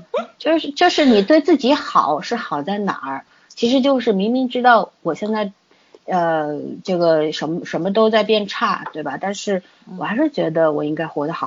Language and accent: Chinese; China; 从从我们中国人的说法来说，